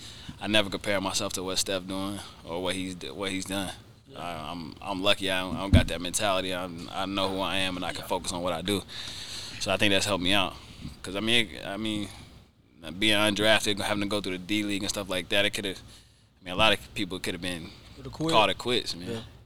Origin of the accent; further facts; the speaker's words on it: Charlotte, North Carolina, United States; growing up in Charlotte